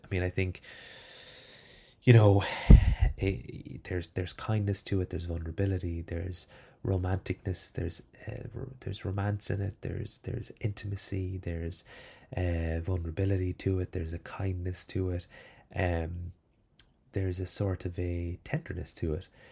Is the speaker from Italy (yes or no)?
no; Ireland; as an Irish person